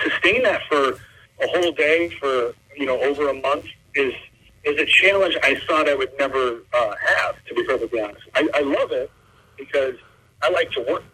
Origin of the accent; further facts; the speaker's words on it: south of Detroit, Michigan, United States; I grew up south of Detroit, and now I'm just a little bit west of Detroit